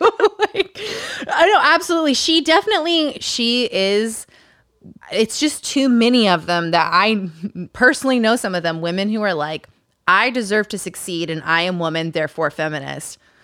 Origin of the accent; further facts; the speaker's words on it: Utah, United States; Growing up in Utah